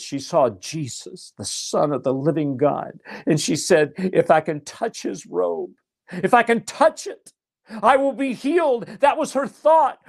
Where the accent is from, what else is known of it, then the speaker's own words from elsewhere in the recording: Nashville, Tennessee, United States; I'm from Nashville, I was a songwriter.